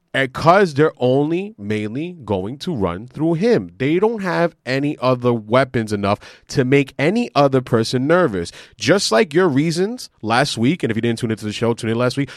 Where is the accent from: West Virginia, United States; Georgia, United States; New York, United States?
New York, United States; New York City; we're from Queens